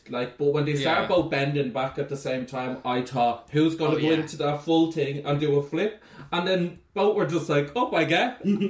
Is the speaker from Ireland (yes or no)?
yes; Ballymun, Leinster, Ireland; But you have to say, disclaimer, I'm from Ballymun, so I can say that.